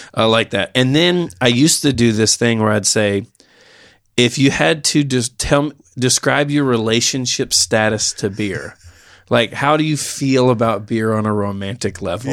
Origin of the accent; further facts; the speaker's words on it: Knoxville, Tennessee, United States; I grew up in West Knoxville